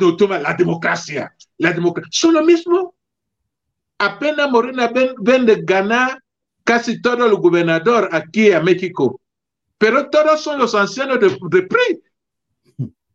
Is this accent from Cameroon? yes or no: yes; Cameroon; mi país, Camerún